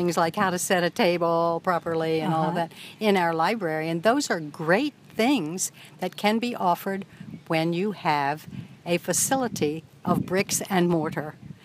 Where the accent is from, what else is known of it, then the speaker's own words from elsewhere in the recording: Annapolis, Maryland, United States; moved away; I'm originally from Annapolis, Maryland, and the first library that I was familiar with was called Reynolds Tavern